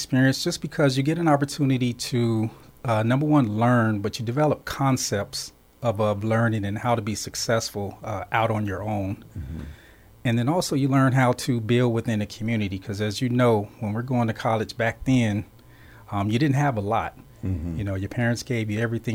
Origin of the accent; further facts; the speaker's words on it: Phoenix, Arizona, United States; I grew up right here in South Phoenix, Park South neighborhood, 19th Street and Roser. Went over to North High School, so just a all-around Phoenix guy